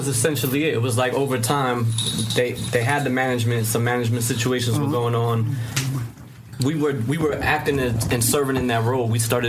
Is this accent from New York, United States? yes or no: yes; White Plains, New York, United States; I'm from White Plains.